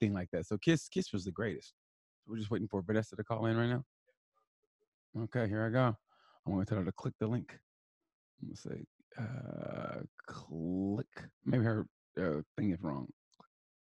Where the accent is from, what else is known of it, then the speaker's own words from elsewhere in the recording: United States; we're American